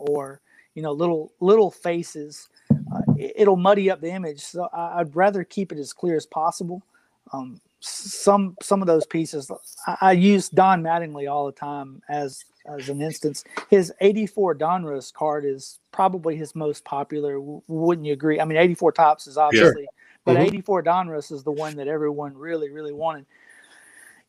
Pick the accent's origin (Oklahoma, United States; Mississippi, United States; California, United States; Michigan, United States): Mississippi, United States; Tupelo; I was born in Tupelo, which is Elvis's hometown. So, that's what our hometown's known for